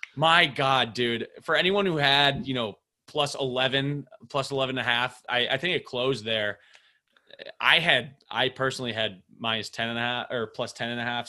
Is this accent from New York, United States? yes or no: no; Minneapolis, Minnesota, United States; I'm from Minneapolis